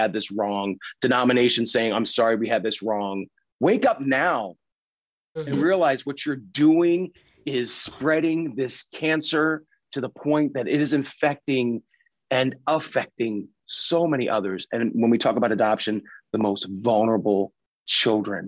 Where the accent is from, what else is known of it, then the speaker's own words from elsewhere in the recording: Pennsylvania, United States; I grew up in Pennsylvania and Dutch culture.